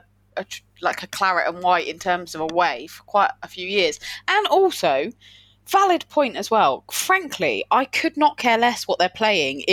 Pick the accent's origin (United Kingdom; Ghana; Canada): United Kingdom; Watchet, South West England; I'm from Farmerland down in Watchet